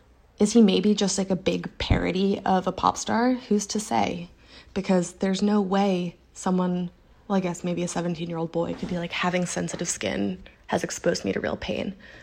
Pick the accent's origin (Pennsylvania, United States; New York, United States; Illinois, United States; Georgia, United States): Pennsylvania, United States; Philadelphia; I'm from Philly.